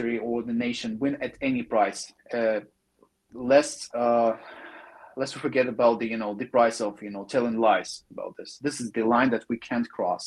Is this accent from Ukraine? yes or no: yes; Donbas, Ukraine; It's my homeland. It's my home region. I grew up in Donbass from there.